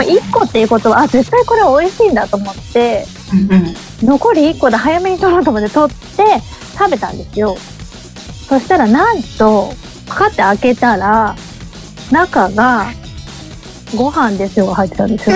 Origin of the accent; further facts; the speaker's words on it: Fukuoka, Japan; 私も福岡出身なので